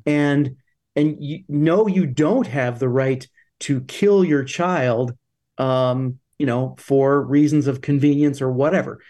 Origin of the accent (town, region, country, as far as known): United States